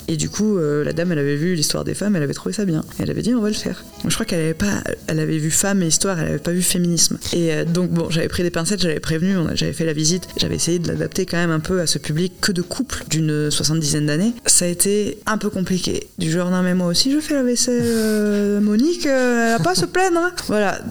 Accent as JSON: {"language": "French", "town": "Bordeaux", "region": "Nouvelle-Aquitaine", "country": "France", "tie": "born or raised there", "said": "je suis bordelaise, que je suis née là et que j'ai vécu toute ma vie ici"}